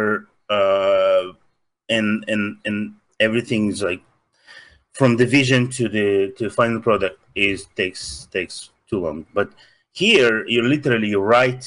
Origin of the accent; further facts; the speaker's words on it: Russia; accent: Russian; English is a second language; moved away; Russian. I'm from Soviet Union